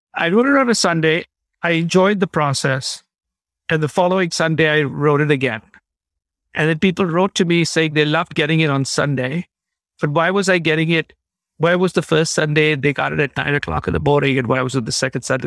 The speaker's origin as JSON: {"language": "English", "country": "India", "tie": "born or raised there", "also_born_or_lived": "Chicago", "moved": "as an adult", "said": "I grew up in India"}